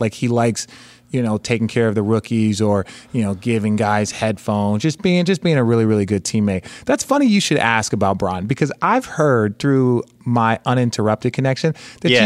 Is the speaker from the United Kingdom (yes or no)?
no; Phoenix, Arizona, United States; I grew up in Phoenix